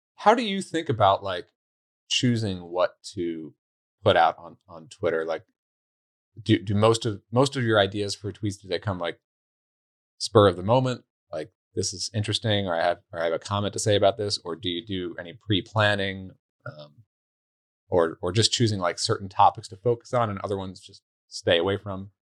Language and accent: English; New York, United States; moved away; I'm from New York originally